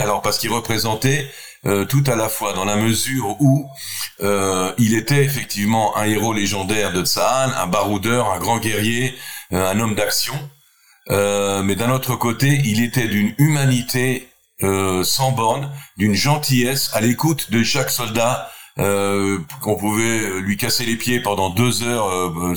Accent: Israel; je suis israélien, je viens d'Israël

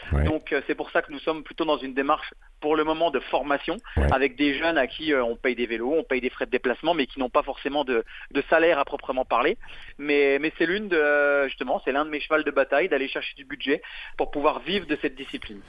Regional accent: France; on est français

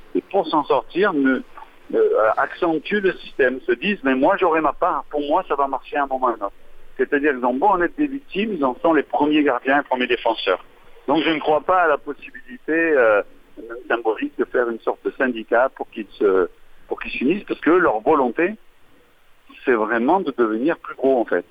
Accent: Marseille, Provence-Alpes-Côte d'Azur, France; je sois d'ici, moi tout simplement, je suis, de Marseille

